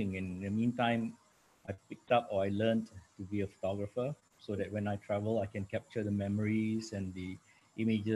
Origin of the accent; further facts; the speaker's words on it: Singapore; now in New York City, United States; I am from Singapore originally. I'm now based in New York City in the US